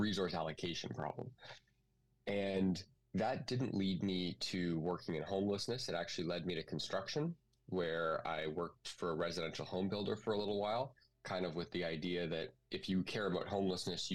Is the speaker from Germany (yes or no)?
no; Kitchener, Ontario, Canada; I grew up in Kitchener-Waterloo, went to elementary and high school there, KCI